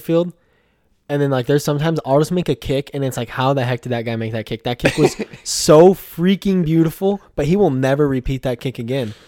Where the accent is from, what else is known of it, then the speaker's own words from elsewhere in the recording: Puyallup, Washington, United States; also born or lived in Tacoma, Washington; I was born in Tacoma, Washington, but uh, raised in Puyallup, Washington, um, which is uh, about an hour or so uh, south of Seattle